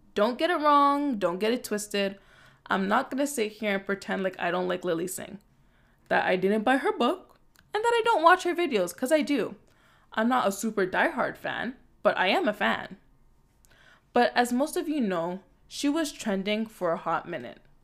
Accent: Toronto, Ontario, Canada; I'm also from Scarborough. I'm also from Toronto. Proud to be born and raised.

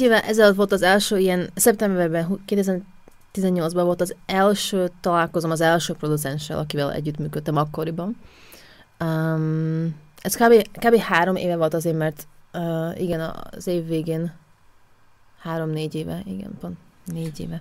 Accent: Košice, Košice Region, Slovakia; Hungarian is a second language; moved away as an adult; now in Vienna, Austria; Kassáról származok, Kassán születtem, Szlovákián

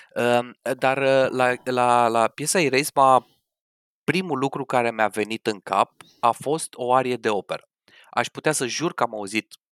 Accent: Romania; moved away; noi, ca români

